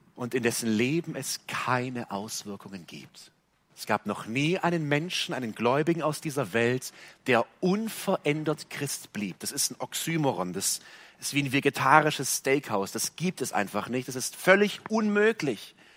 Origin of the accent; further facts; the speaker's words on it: Germany; hier bei uns in Deutschland